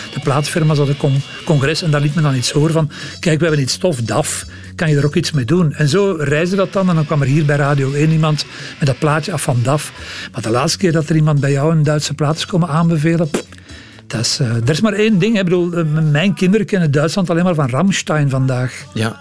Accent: Leuven, Flanders, Belgium; Ik kom uit Leuven

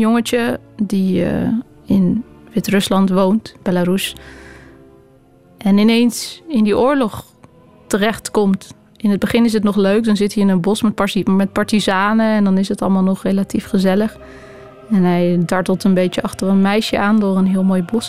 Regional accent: Netherlands; in Nederland, waar ik vandaan kom

